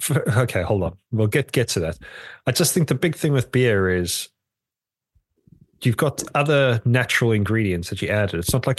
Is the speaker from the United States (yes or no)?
no; South Africa; now in United Kingdom; in South Africa, we'd call them